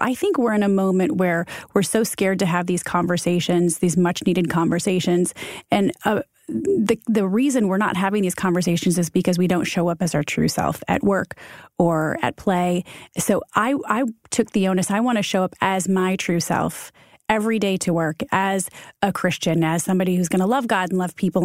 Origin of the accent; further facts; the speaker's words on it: Michigan, United States; moved away as an adult; also born or lived in Ohio / Chicago; now in New York, United States; We're Midwest kids. I'm from Michigan.